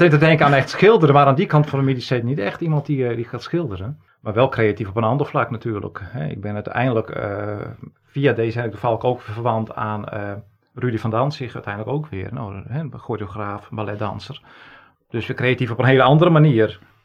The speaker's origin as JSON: {"language": "Dutch", "region": "Friesland", "country": "Netherlands", "tie": "born or raised there", "said": "Geboortejaar 1971, geboren in Friesland."}